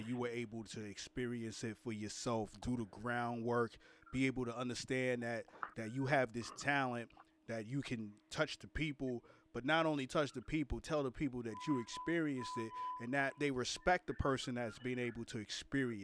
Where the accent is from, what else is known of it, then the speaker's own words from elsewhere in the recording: New York City, New York, United States; I'm from Brooklyn